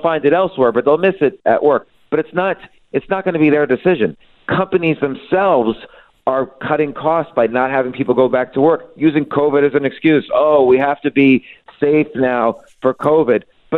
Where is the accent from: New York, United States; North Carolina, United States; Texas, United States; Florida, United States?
New York, United States; New York City; I'm a New Yorker. My kids are New Yorkers. I live there all my life